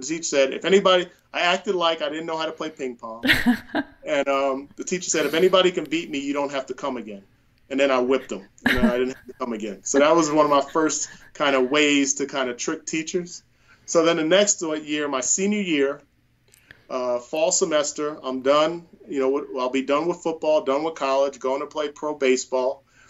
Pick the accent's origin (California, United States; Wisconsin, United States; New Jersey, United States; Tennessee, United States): New Jersey, United States; Bayonne; I grew up 5 minutes from New York City, born and raised. All my family has always been in New Jersey.